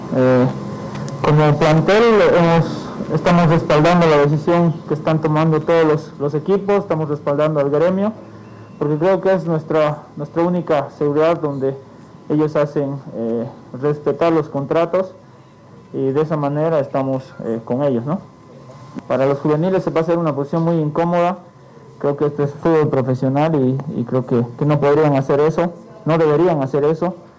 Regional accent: Bolivia; como buenos bolivianos

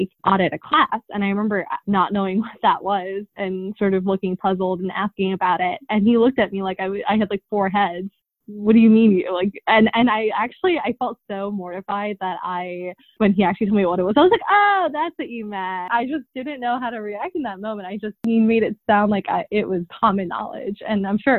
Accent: Long Island, New York, United States; also born or lived in Queens, New York; I was born in Queens. And then my parents actually moved us to Long Island

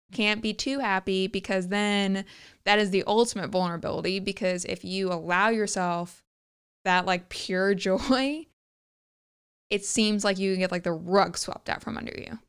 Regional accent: the South, United States; growing up in the South

